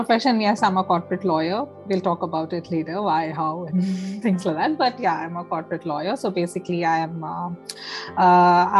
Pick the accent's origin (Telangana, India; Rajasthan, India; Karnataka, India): Karnataka, India; Hubli; moved away as an adult; also born or lived in Dharwad / Hyderabad / Bangalore; I'm from Hubli, and of course we studied in the same school, Sacred Heart Convent